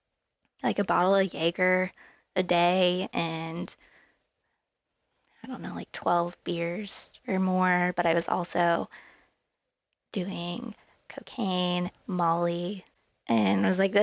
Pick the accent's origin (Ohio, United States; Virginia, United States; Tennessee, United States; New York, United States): Ohio, United States; Columbus; I'm from Columbus